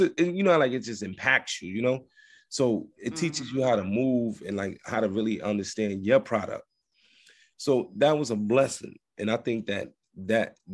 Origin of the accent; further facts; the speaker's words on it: Trenton, New Jersey, United States; also born or lived in New York City; I'm from Trent, New Jersey, via New York City